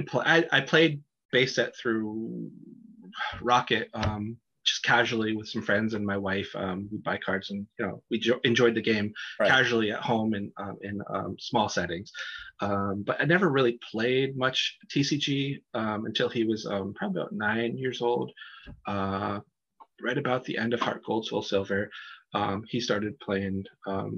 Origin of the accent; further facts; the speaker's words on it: Erie, Pennsylvania, United States; Erie, Pennsylvania, kind of the county I'm near, my hometown